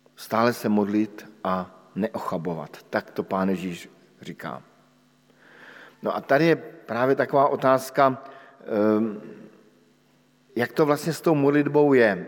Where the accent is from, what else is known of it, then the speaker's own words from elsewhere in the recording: Bohemia, Czechia; u nás v Čechách